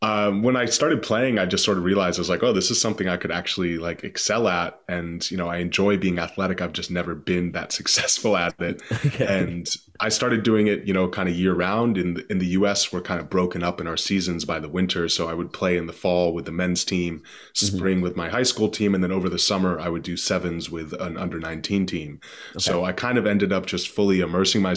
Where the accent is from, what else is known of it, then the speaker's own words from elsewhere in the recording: Boston, Massachusetts, United States; I grew up in the East Coast, just kind of northeast in Boston